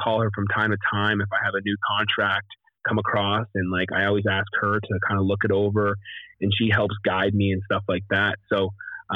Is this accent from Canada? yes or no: yes; Canada; moved away as an adult; also born or lived in Nashville; come home to Canada